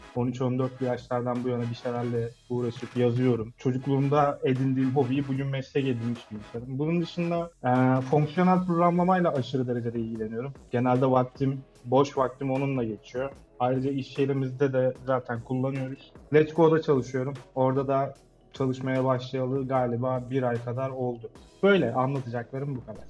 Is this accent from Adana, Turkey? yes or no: yes; Adana, Turkey; moved away as an adult; now in Istanbul, Turkey; Adana doğumluyum.